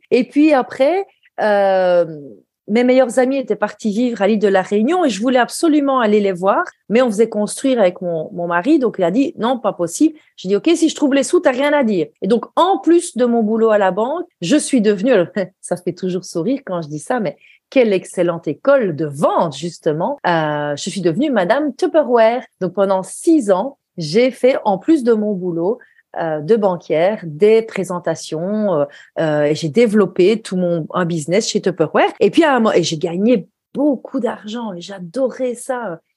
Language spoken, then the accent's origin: French; Belgium; ce genre de de comme on dit chez nous en Belgique.